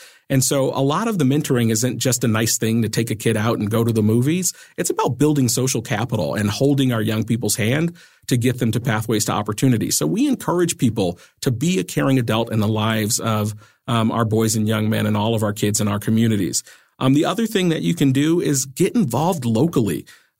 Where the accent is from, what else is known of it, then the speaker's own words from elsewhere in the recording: Massachusetts, United States; I grew up in Western Massachusetts, in a poor neighborhood. Both of my parents were 16 years old when I was born.